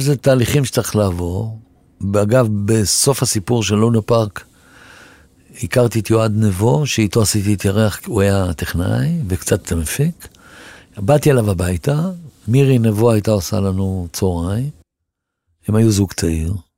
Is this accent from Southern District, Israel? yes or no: no; Tel Aviv, Tel Aviv District, Israel; also born or lived in Alonei Abba; הילדות בביצרון, רמת ישראל, ליד, אה, גבעתיים שמה, יד אליהו, בין כל האלה הייתה שכונה כזאת. עדיין יש. אני גדלתי בה עד גיל, אה, תשע.